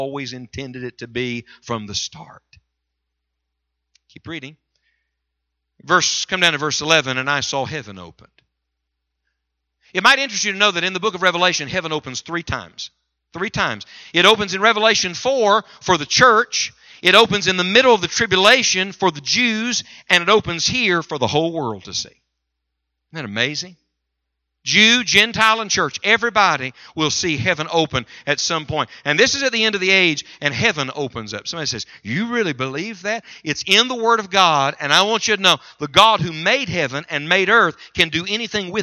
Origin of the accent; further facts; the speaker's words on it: West Virginia, United States; moved away; also born or lived in Michigan; I'm from West Virginia, you know, and we wear shoes there